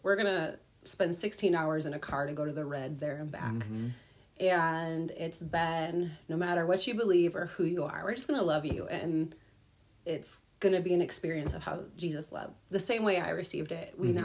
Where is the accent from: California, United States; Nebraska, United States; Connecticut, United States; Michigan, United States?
Michigan, United States; Grand Rapids; also born or lived in Minneapolis; I am from Grand Rapids, Michigan